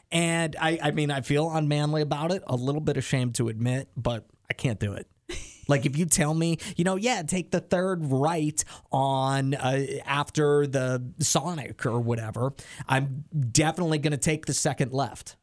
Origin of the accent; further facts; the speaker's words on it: near Hershey, Pennsylvania, United States; there's a roller coaster like kind of in my hometown at the amusement park called hershey park